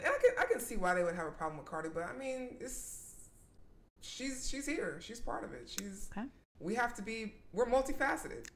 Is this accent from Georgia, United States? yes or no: yes; McDonough, Georgia, United States; now in Atlanta, United States; I was born and raised in McDonough, Georgia